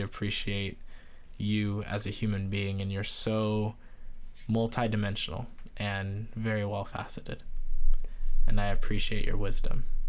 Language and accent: English; Barbados; being from Barbados